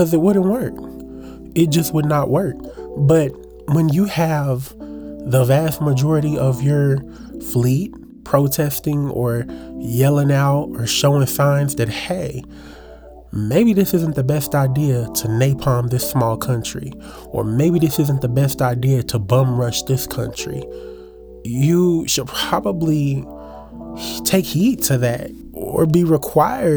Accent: Louisville, Kentucky, United States; I'm from Louisville, Kentucky. I currently reside in Louisville

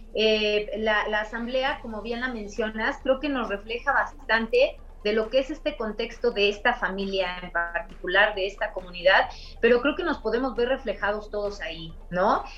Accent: Mexico City, Mexico; soy de la Ciudad de México, eh, crecí en las orillas de la Ciudad de México

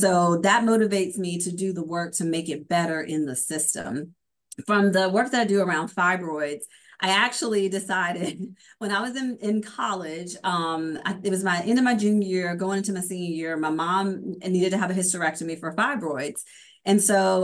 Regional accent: Meridian, Mississippi, United States; I'm from Meridian, Mississippi

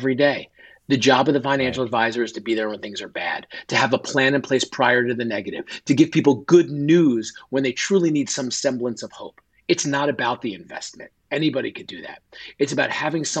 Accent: northern New Jersey, United States; born or raised there; moved away as an adult; also born or lived in Delaware / Philadelphia

